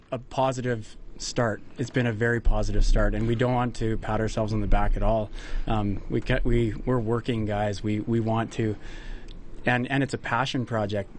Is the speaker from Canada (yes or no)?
yes; Lacombe, Alberta, Canada; I'm from Lacombe